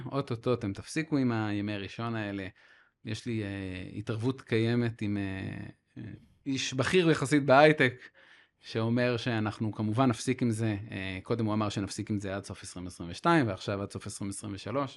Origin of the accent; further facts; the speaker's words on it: Haifa, Haifa District, Israel; אני חיפאי